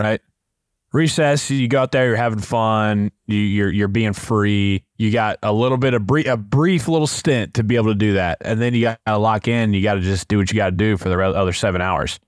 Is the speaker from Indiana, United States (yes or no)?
yes; Indianapolis, Indiana, United States; us growing up in Indianapolis in the prime of the Colts